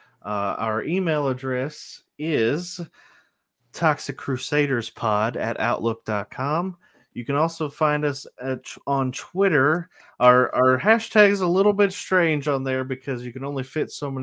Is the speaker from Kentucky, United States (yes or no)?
yes; Kentucky, United States; accent: Southern; I'm from Kentucky